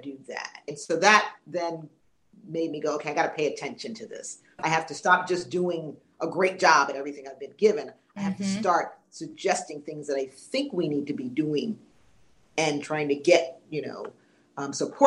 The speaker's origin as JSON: {"language": "English", "town": "New York City", "region": "New York", "country": "United States", "tie": "born or raised there", "also_born_or_lived": "Orlando", "moved": "yes", "said": "I grew up in New York City"}